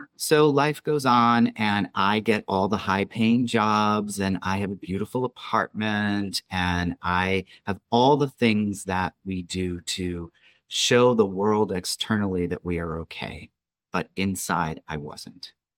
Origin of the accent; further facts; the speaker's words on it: New York, United States; moved away; I was a kid from New York